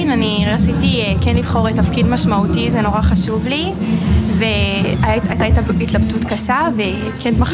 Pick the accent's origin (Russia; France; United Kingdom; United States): United States; now in Israel; אני אמריקאית.